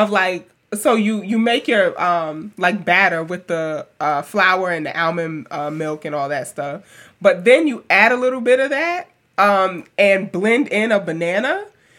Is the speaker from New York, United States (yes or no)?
yes; New York City, New York, United States; moved away; also born or lived in Alabama; a black girl who grew up in Queens and then moving to Alabama